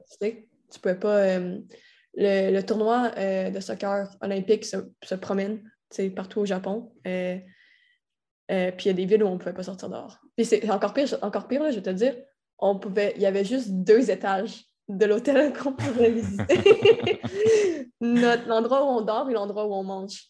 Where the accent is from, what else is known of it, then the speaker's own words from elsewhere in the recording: Quebec City, Quebec, Canada; moved away as an adult; also born or lived in Florida; je suis de Québec